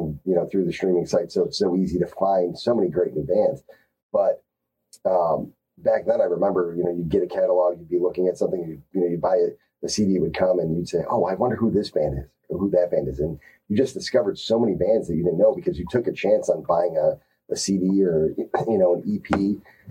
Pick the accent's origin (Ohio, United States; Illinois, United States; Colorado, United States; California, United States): Illinois, United States; Chicago; We grew up in Chicago in the 90s